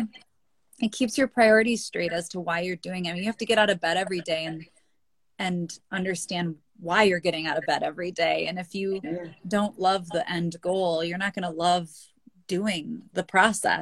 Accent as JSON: {"language": "English", "region": "Wisconsin", "country": "United States", "tie": "born or raised there", "said": "I'm from Wisconsin. That's where I am right now in our Northwoods cabin and spent a lot of time up here growing up"}